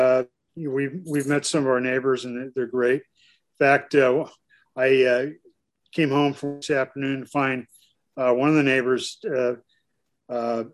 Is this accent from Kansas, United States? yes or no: yes; Kansas, United States; also born or lived in East Coast; now in Eagle River, United States; I'm from Kansas originally